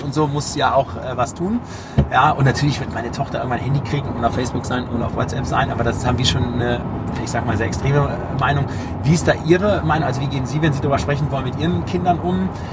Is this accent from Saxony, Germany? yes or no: no; Düren, North Rhine-Westphalia, Germany; ich komme ja aus Düren